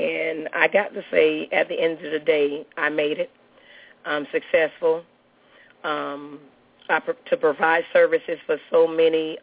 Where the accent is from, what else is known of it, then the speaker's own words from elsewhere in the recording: Miami, Florida, United States; also born or lived in Mulberry, Florida; now in Tampa, United States; I'm originally from Miami.